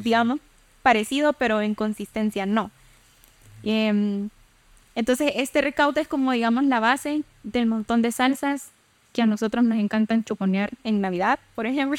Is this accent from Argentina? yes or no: no; El Salvador